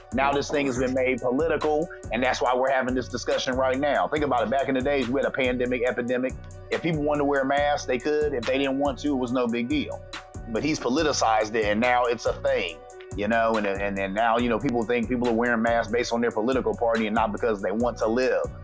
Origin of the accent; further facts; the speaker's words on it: Columbus, Ohio, United States; I'm from Columbus, Ohio.